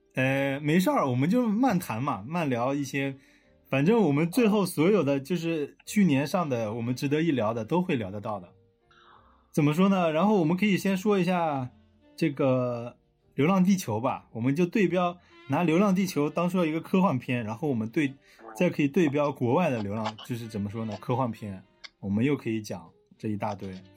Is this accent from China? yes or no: yes; China; now in Shenzhen, China; 我们中国人